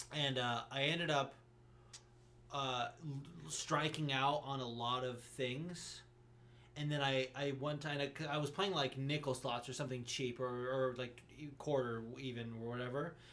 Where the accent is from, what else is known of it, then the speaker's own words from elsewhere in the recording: Las Vegas, Nevada, United States; moved away; also born or lived in Los Angeles, California; growing up in Vegas